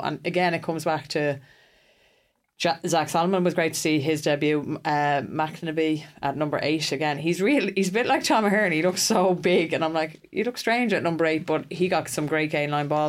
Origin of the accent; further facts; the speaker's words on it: Ireland; as an Irish person